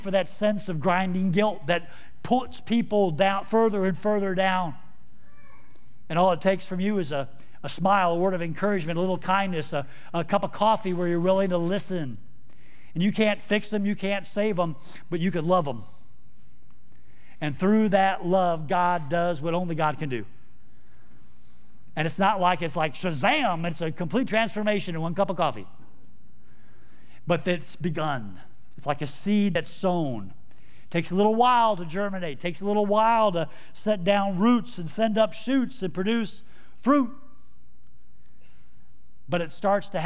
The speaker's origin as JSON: {"language": "English", "town": "Houston", "region": "Texas", "country": "United States", "moved": "yes", "said": "I'm actually from Houston, Texas"}